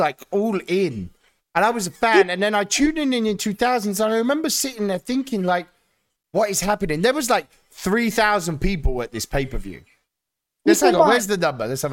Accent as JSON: {"language": "English", "country": "United Kingdom", "said": "As a British guy"}